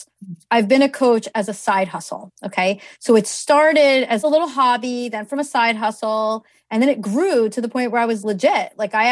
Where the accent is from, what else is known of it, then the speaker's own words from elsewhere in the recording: New Jersey, United States; I'm from New Jersey, and at my school, I went to Kane University.